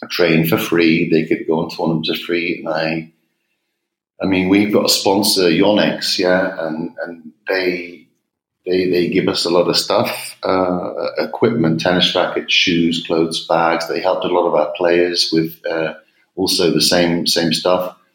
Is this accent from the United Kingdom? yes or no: yes; England, United Kingdom; accent: English; also born or lived in United States; you can probably hear from my accent I'm English.